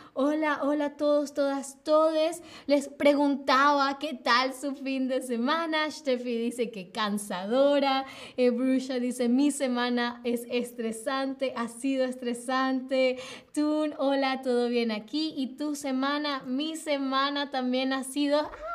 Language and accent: Spanish; Venezuela; now in Berlin, Germany; soy de Venezuela